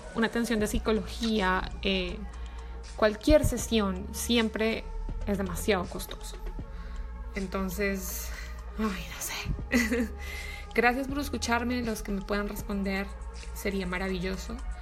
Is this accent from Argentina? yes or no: no; Colombia; now in Miami, United States; soy colombiana, vivo en Miami